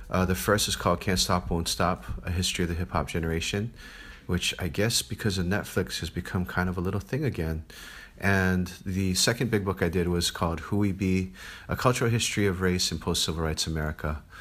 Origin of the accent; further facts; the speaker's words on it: Hawaii, United States; moved away; also born or lived in Berkeley; I grew up in Hawaii and I grew up in this very multiracial society where kids of all these different backgrounds are always playing and getting along.